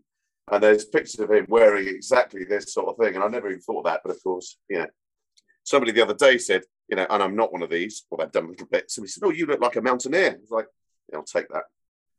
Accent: London, United Kingdom; I mean, I'm from London, and I think we were in very much in the minority.

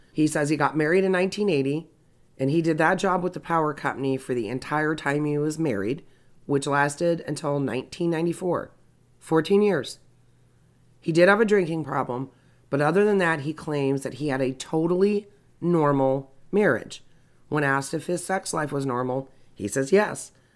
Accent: Indiana, United States; I'm circling back to my home state of Indiana.

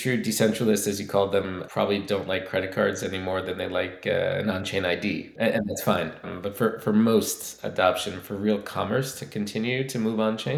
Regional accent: United States; As an American citizen

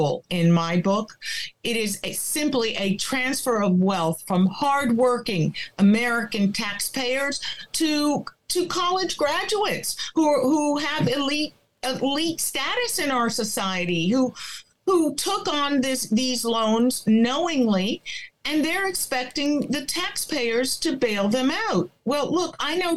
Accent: Cuba; first language Spanish; English is a second language; now in Connecticut, United States; I was born in Cuba. We escaped communism, came here with nothing.

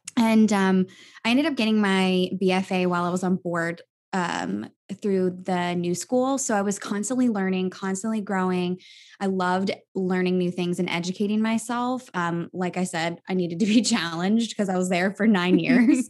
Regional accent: Virginia, United States; moved away as an adult; also born or lived in New York; my hometown of Virginia

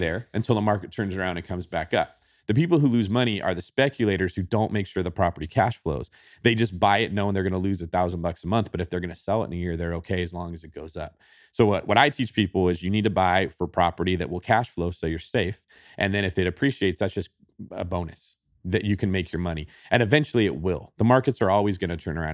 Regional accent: Manteca, California, United States; I grew up in Manteca, California, which is about an hour and a half east of San Francisco

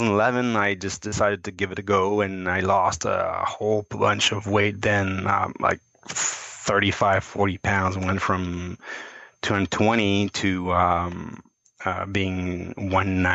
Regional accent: Quebec, Canada; also born or lived in Cincinnati, United States / Montreal; I moved back from Cincinnati to Quebec to work again

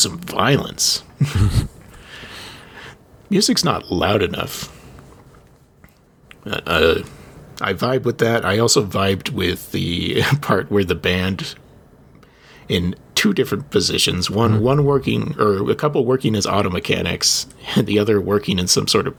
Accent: United States; as an American

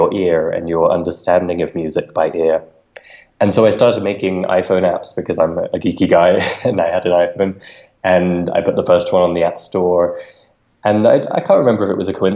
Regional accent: London, United Kingdom; moved away as an adult; also born or lived in Ecuador; now in Mexico City, Mexico; I'm originally from London and lived most of my life in the UK

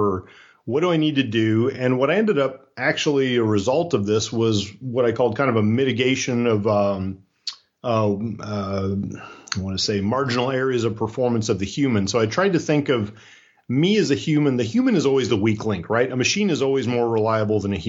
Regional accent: Iowa, United States; moved away; also born or lived in Florida; I was raised in Iowa. I won't use the words grow up, but I was raised in Iowa

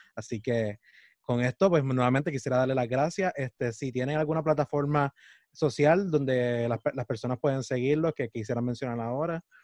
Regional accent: Puerto Rico; nos conforman lo que es nuestra identidad como puertorriqueños

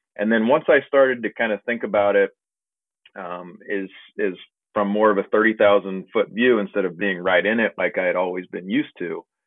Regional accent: Liberty, Missouri, United States; I'm originally from Liberty, Missouri, which is a little suburb outside of Kansas City

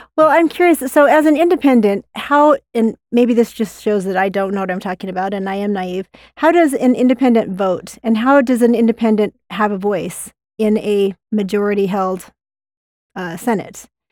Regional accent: Utah, United States; I grew up in Utah County

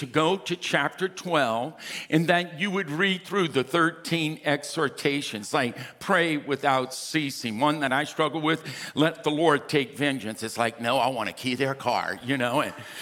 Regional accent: Louisiana, United States; now in California, United States; We're fifth cousins. We're from Louisiana

